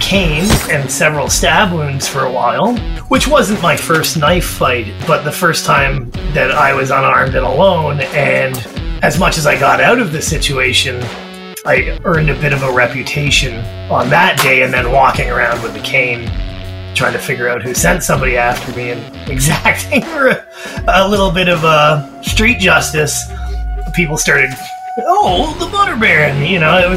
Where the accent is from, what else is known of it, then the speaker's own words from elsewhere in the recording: Toronto, Ontario, Canada; when I was growing up in Toronto